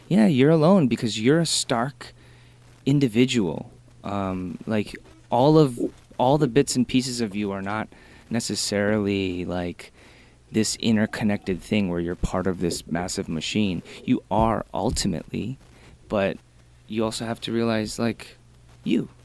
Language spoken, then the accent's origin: English; Michigan, United States; moved away; I'm from Michigan, so we had like a couple, maybe like 100,000 Korean people